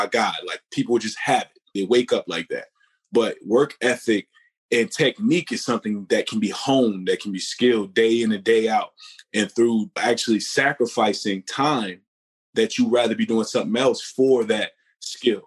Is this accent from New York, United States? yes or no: yes; New York City, New York, United States; Born and raised in Southside Jamaica, Queens